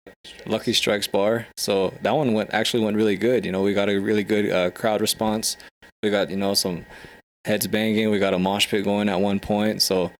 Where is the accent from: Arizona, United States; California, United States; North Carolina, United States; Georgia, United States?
Arizona, United States; Ganado; moved away as an adult; now in Phoenix, United States; I grew up in Ganado. I was in the Ganado area. I moved out of Ganado in summer of 2015, moved out to Phoenix